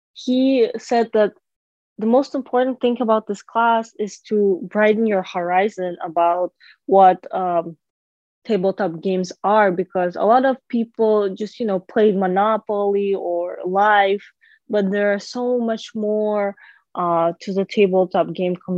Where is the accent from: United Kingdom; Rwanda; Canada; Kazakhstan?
Kazakhstan; now in Chicago, United States; my home country, Kazakhstan